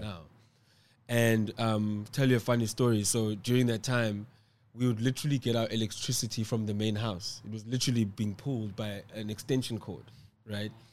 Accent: Cape Town, Western Cape, South Africa; I live and reside in Cape Town, South Africa. Um, I was born in Cape Town.

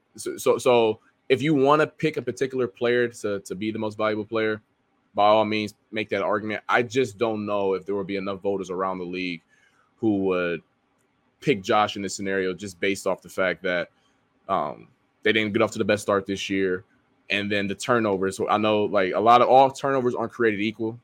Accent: Ohio, United States; I'm from Ohio

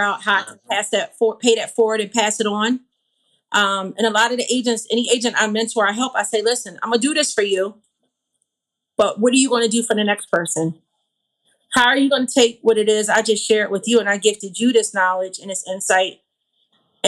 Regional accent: Philadelphia, Pennsylvania, United States; moved away; I'm from Philadelphia

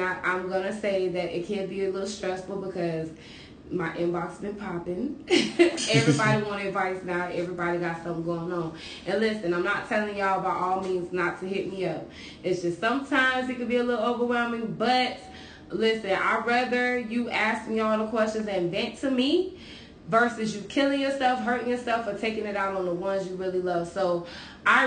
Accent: Dade City, Florida, United States; my hometown, Dade City, 352

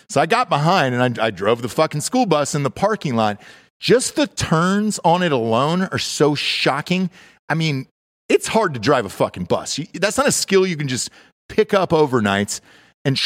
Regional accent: Georgia, United States; moved away; I'm from Georgia originally

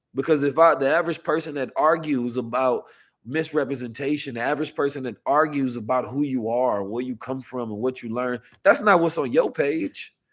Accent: United States; being an American man

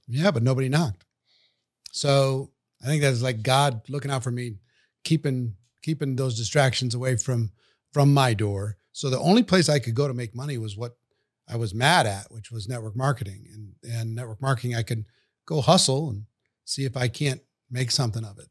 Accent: Minnesota, United States; I grew up in Minnesota, central part of the United States, cold country

